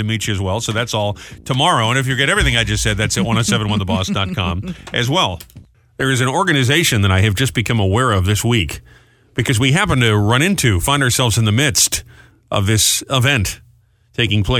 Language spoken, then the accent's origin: English; Warwick, Rhode Island, United States; my hometown, Warwick, Rhode Island